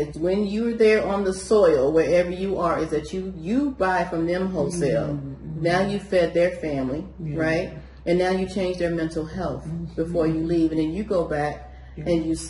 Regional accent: United States; And here I am coming in as American.

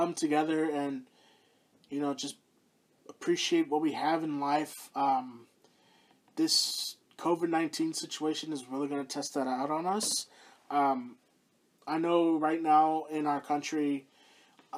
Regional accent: Houston, Texas, United States; the Houston Outlaws, my hometown team

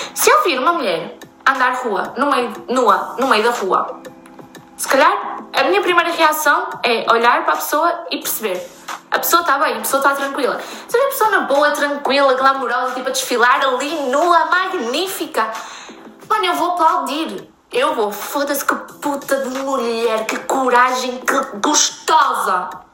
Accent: Torreira, Aveiro District, Portugal; moved away as an adult; eu sou da Praia da Torreira, é uma região uh, muito pequenininha no norte de Aveiro

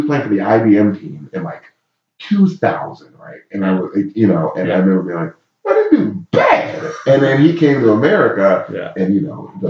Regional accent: Baltimore, Maryland, United States; So when I was in San Diego, they obviously knew I'm from Baltimore.

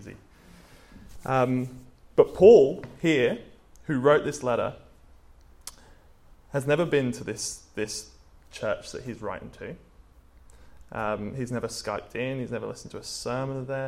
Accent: England, United Kingdom; moved away; I'm from England

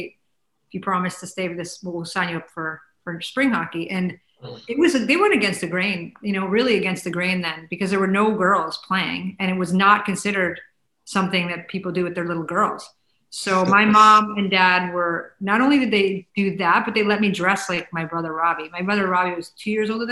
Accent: Chicago, Illinois, United States; we grew up in the Chicago area and we had season tickets to the Blackhawks

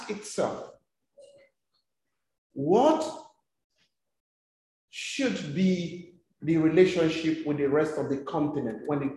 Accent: Ogoniland, Rivers State, Nigeria; moved away as an adult; now in South Africa; I come from the Ogoni ethnic nationality

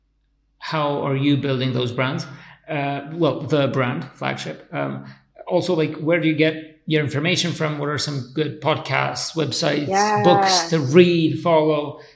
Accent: Kosovo; I come from Kosovo. It's like this corner of the world out here.

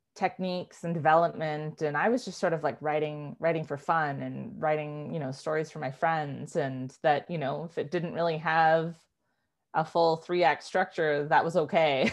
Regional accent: Vancouver, British Columbia, Canada; She moved across the country to Vancouver and that's where I was born and raised.

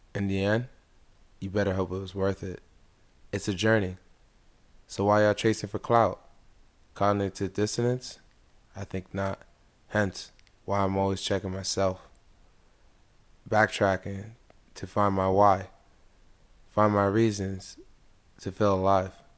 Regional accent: United States; also born or lived in DC area; I was born in America, my family is from Nigeria

